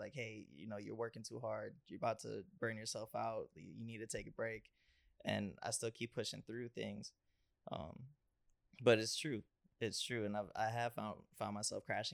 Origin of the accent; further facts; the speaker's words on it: Cleveland, Ohio, United States; Growing up in Cleveland, you see a lot of violence and a lot of just negative things